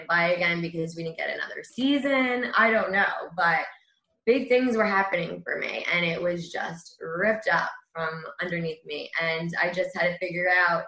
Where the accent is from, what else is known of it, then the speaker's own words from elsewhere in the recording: Great Neck, New York, United States; I grew up in Great Neck and the fire department was one that I knew from a little girl